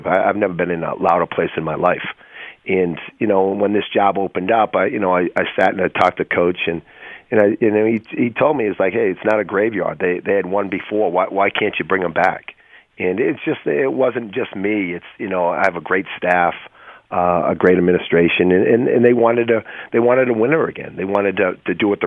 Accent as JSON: {"language": "English", "town": "Boston", "region": "Massachusetts", "country": "United States", "tie": "born or raised there", "moved": "yes", "said": "I grew up in Boston"}